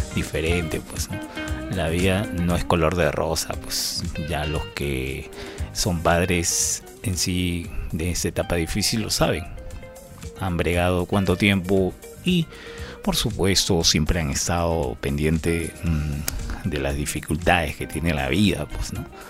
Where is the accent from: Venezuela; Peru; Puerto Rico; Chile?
Peru; para mí como ciudadano peruano